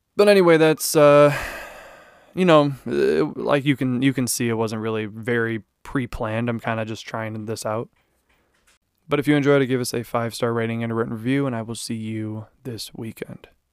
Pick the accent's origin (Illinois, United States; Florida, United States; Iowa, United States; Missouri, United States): Illinois, United States; Chicago area; I am from Chicago, not really the city